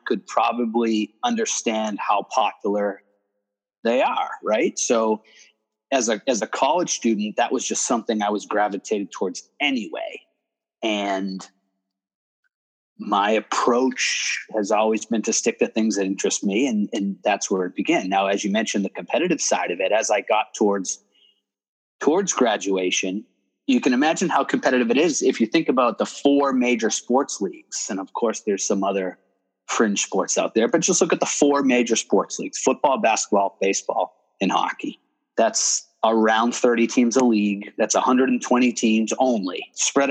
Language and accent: English; Boston, Massachusetts, United States; now in Houston, United States; I grew up in Boston